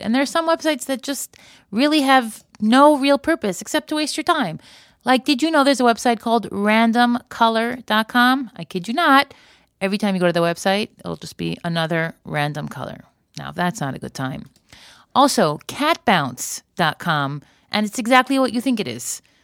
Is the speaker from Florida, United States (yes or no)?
yes; Florida, United States; moved away; I grew up in Florida